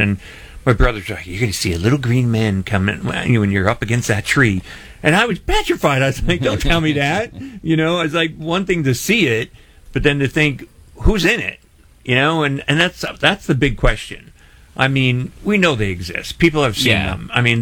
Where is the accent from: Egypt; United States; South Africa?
United States; Scranton, Pennsylvania; moved away as an adult; now in Tampa Bay, United States; I'm originally from Scranton